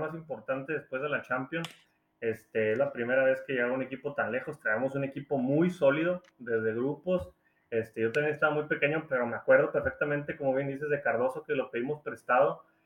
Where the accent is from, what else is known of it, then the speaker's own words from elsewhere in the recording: Chihuahua, Mexico; yo soy Chihuahua, Chihuahua